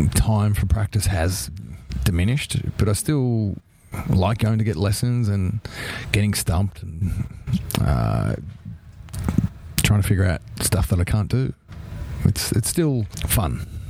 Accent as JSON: {"language": "English", "country": "Australia"}